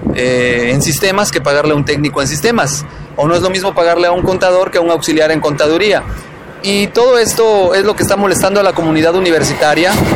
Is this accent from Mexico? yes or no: yes; Mexico; como mexicanos